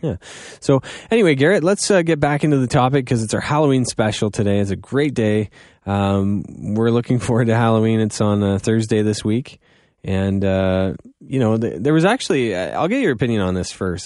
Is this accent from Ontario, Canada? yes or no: yes; Goderich, Ontario, Canada; now in London, Canada; I am from Godrich